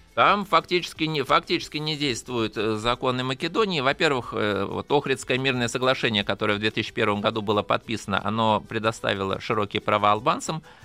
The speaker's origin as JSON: {"language": "Russian", "country": "Russia", "said": "я из России"}